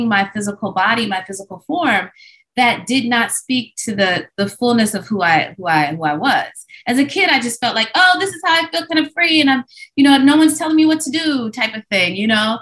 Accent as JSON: {"language": "English", "region": "Midwest", "country": "United States", "tie": "born or raised there", "said": "growing up in the Midwest as a Black child"}